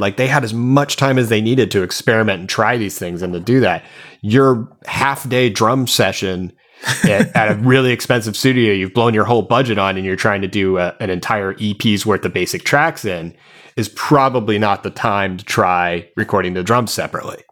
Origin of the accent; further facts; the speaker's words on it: Arizona, United States; I played in a bunch of bands growing up in Arizona